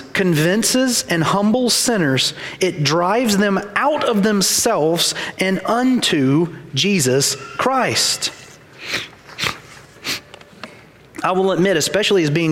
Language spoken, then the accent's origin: English; Ackerman, Mississippi, United States; I grew up in Ackerman, Mississippi, small town, no red lights, three places to eat